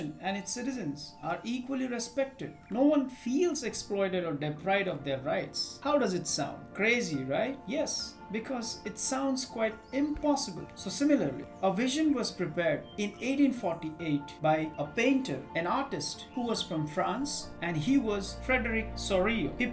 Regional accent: India; I am an Indian

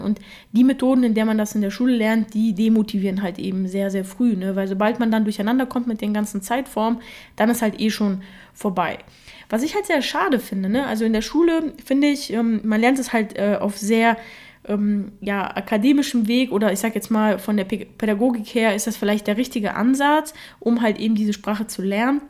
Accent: Germany; first language Russian; Ich bin ja mit drei Jahren nach Deutschland gekommen und meine Muttersprache ist Russisch

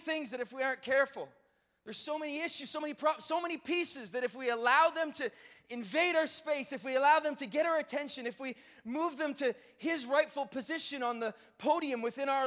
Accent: Brockville, Ontario, Canada; I grew up in Brockville, Ontario.

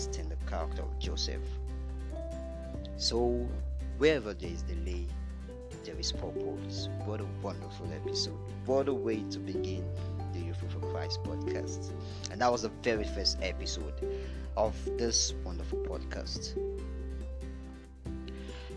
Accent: Nigeria

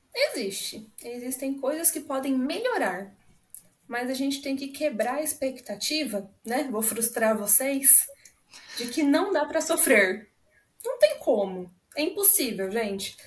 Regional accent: Londrina, Paraná, Brazil; sou da cidade de Londrina, aqui no Paraná

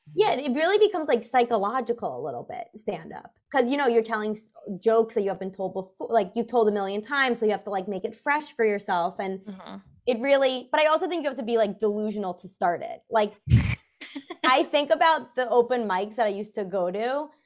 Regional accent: New York City, New York, United States; I grew up in New York City

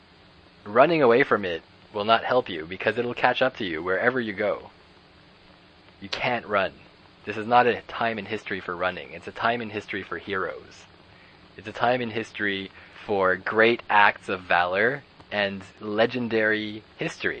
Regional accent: Canada; as a Canadian

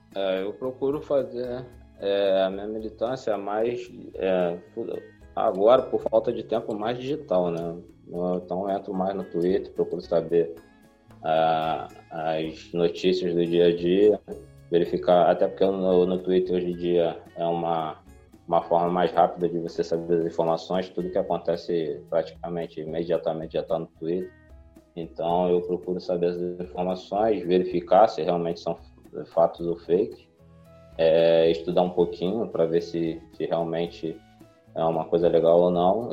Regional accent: Nova Iguaçu, Rio de Janeiro, Brazil; sou de Nova Iguaçu, Rio de Janeiro

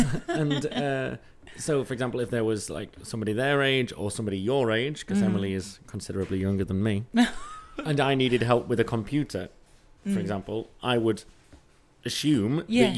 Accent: England, United Kingdom; I was born in England and raised in England, and I'm English.

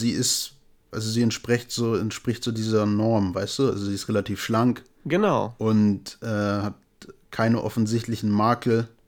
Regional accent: Brazil; Und ich komme auch aus Brasilien, selbstverständlich.

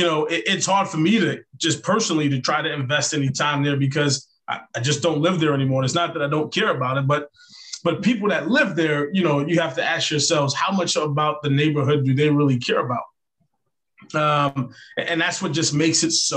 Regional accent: New York City, New York, United States; growing up in New York

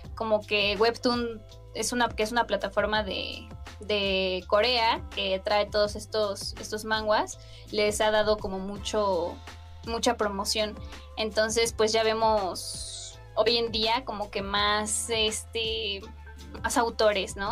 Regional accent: Mexico; yo soy mexicana

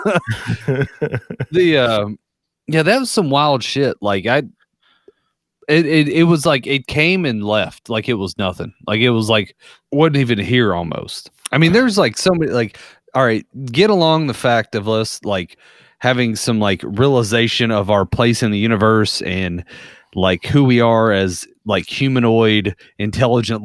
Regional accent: United States; us as Americans

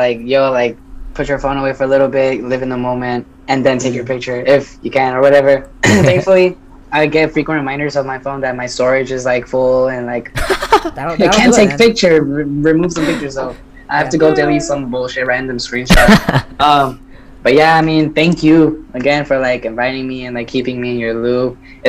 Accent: Texas, United States; connecting you from New York with Cali and Texas, my home state, is just

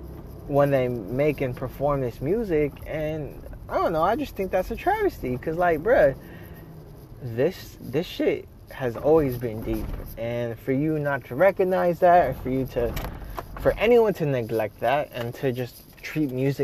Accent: Philippines; now in United States; Now the only difference is that I'm Filipino. I'm a Filipino American immigrant, and I am telling my story.

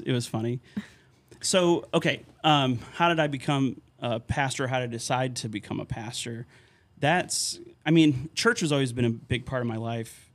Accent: Terryville, Connecticut, United States; moved away as an adult; also born or lived in Wisconsin / St. Louis, Missouri / McAllen, Texas; now in Hoyleton, United States; growing up in Connecticut, um, in my hometown of Terryville

